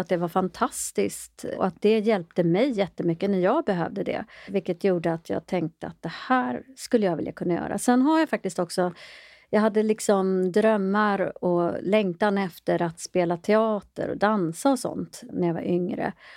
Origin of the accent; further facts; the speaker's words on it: Sweden; also born or lived in Ethiopia; jag är själv adopterad från Etiopien